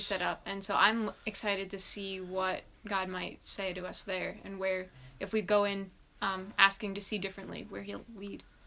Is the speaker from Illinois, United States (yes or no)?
no; Long Island, New York, United States; I grew up on Long Island